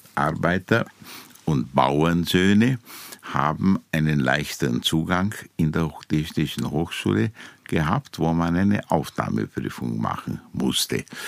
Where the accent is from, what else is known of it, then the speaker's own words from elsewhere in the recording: Timișoara, Timiș County, Romania; moved away as an adult; now in Vienna, Austria; in Timisoara, in Temeswar, wo ich geboren bin